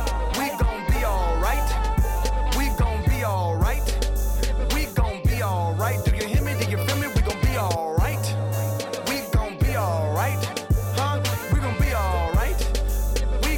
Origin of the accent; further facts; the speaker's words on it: Chicago, Illinois, United States; moved away; also born or lived in Iowa; growing up in the Chicago area